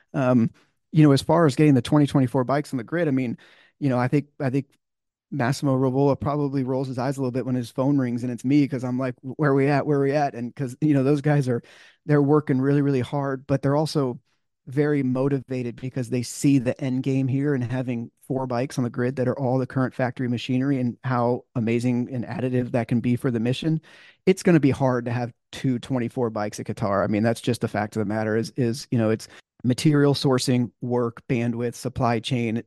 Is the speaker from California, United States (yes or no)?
yes; California, United States; growing up in California